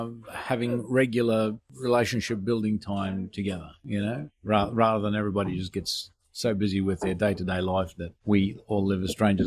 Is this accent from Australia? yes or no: yes; Wollongong, New South Wales, Australia; I'm from Wollongong